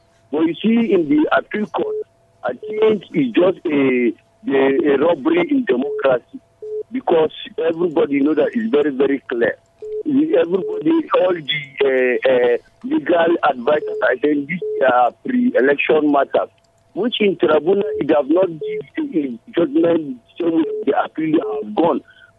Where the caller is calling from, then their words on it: Plateau, Nigeria; I'm calling from Chicha and Chijongshot.